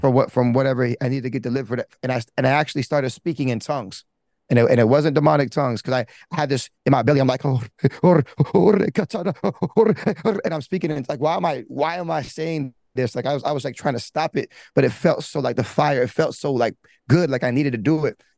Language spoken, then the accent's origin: English; Broward, Florida, United States; growing up, I'm from Broward